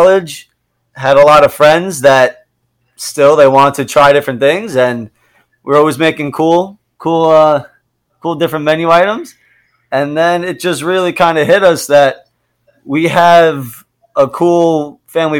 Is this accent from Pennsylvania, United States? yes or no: no; New York, United States; moved away; we're an Italian family. We grew up in New York.